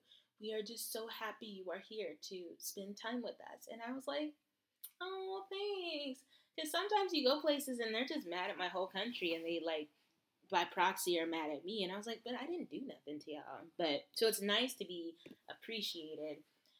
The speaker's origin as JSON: {"language": "English", "country": "United States", "said": "Yes, I am. I'm from America."}